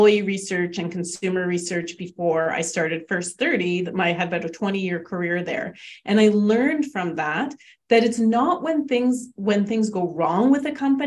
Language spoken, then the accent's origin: English; Canada; we're Canadian